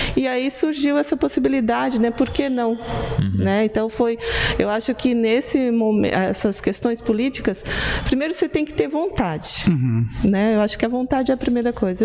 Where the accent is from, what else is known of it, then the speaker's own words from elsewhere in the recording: Otacílio Costa, Santa Catarina, Brazil; now in Blumenau, Brazil; eu vim para Blumenau, eu sou lá do Planalto Serrano, né, da cidade de Otacílio Costa